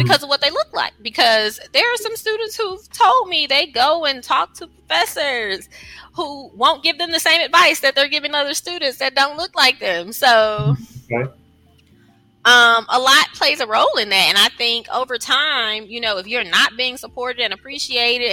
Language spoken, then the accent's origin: English; Mississippi, United States; I'm from Mississippi.